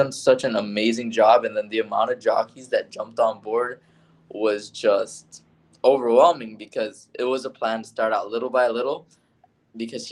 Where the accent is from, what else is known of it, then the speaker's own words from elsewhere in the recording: Hollywood, Florida, United States; also born or lived in Pembroke Pines, Florida; I grew up in this area, born and raised in Hollywood, Pembroke Pines, Florida